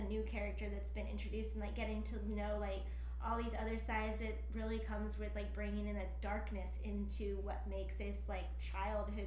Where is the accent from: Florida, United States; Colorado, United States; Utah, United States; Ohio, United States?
Colorado, United States; I grew up in Colorado, and so we had a basement